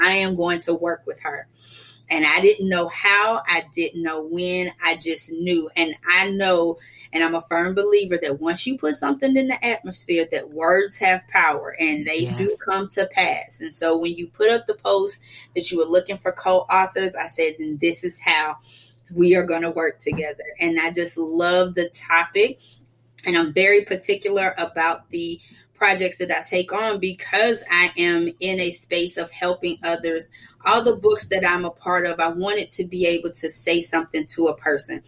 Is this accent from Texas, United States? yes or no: no; Atlanta, Georgia, United States; I was born and raised right here in Atlanta.